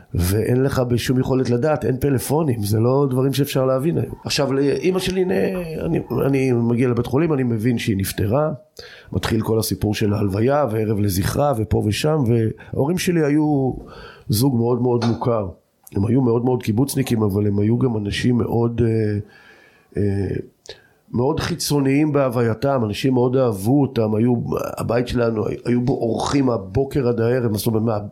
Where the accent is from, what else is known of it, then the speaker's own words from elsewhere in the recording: Degania Bet, Northern District, Israel; also born or lived in Jordan Valley; אני גר בדגניה ב', אני בן דגניה ב', אבל אני אחרי הצבא עזבתי את דגניה, אם כי נשארתי בעמק הירדן